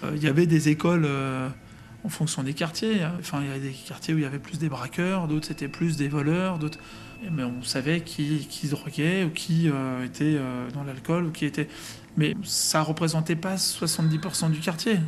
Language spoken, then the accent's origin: French; Vitry-sur-Seine, Île-de-France, France; j'ai grandi à Vitry-sur-Seine dans le 94